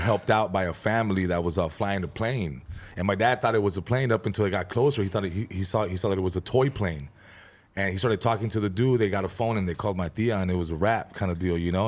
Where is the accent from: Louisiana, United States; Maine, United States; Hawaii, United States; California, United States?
California, United States; San Fernando; also born or lived in Van Nuys; I was born in Van Nuys, grew up in San Fernando, uh, moved around, but for the most part, just kinda grew up in San Fernando